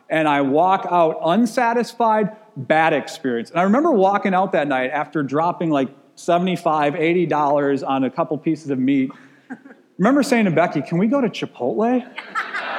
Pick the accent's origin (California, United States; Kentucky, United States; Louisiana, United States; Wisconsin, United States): Wisconsin, United States; I grew up in Wisconsin